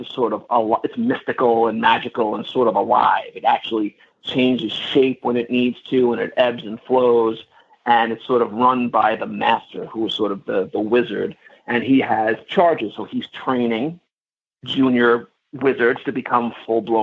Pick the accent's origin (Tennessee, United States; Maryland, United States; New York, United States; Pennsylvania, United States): New York, United States; I'm from New York